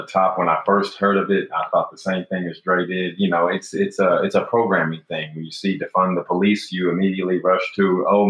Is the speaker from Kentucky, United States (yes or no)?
yes; Louisville, Kentucky, United States; also born or lived in Akron, Ohio / New York City; now in Atlanta, United States; I was born in Akron, Ohio. I grew up in Louisville, Kentucky. I moved to Atlanta from New York City.